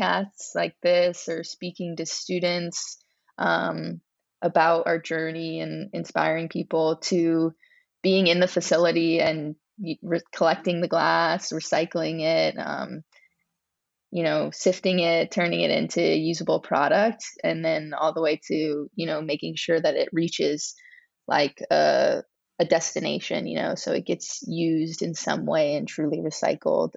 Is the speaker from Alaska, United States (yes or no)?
no; Louisiana, United States; growing up in Louisiana